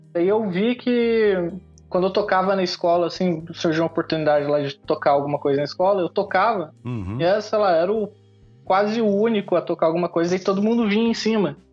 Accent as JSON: {"language": "Portuguese", "town": "São José dos Campos", "region": "São Paulo", "country": "Brazil", "moved": "as an adult", "lives_now": "Japan", "said": "interior de São Paulo, sou de São José dos Campos"}